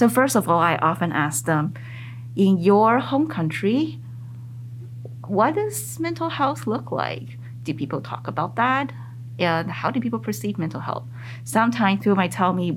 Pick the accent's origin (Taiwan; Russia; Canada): Taiwan; first language Mandarin; English is a second language; also born or lived in North America; now in United States; I was born in Taiwan. At the very beginning, I see myself as Taiwanese. Mm. And then my family immigrated to North America.